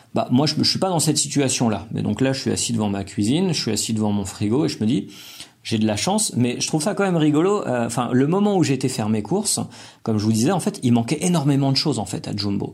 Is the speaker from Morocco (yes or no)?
no; France; now in Colombia; j'ai acheté des aliments que moi je cuisine en tant que Français, qui collent avec ma culture